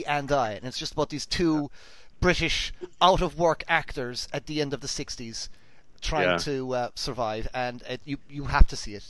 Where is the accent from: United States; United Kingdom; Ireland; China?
Ireland; I'm Irish